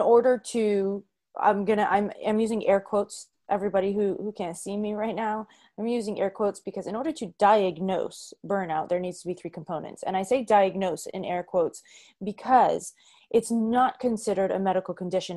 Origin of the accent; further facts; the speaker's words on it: Boston, Massachusetts, United States; moved away; also born or lived in New York City; I was from Boston